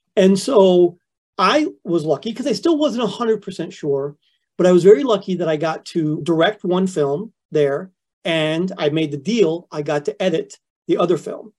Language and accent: English; Flint, Michigan, United States; moved away as an adult; I grew up in Flint, Michigan, which is like the rustiest of the Rust Belt cities